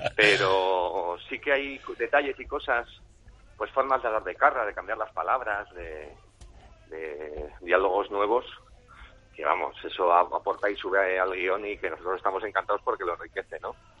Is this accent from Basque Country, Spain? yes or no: yes; San Sebastián, Basque Country, Spain; Como tamborreto que salí en la tamborra de San Sebastián infantil durante siete años